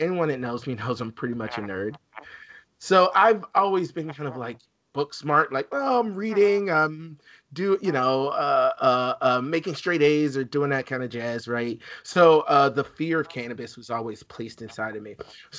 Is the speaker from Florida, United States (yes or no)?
no; Alabama, United States; I'm originally from Alabama.